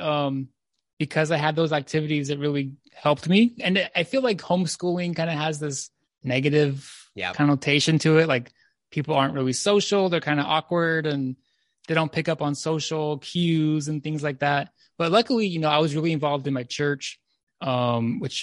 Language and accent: English; near Los Angeles, Southern California, United States; I'm from Southern California, just near Los Angeles. Born and raised there